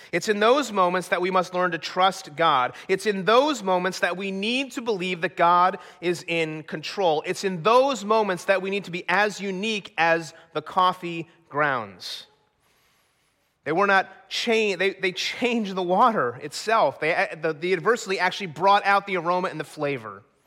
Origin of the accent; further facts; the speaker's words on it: New Jersey, United States; moved away as an adult; also born or lived in Colorado; growing up in New Jersey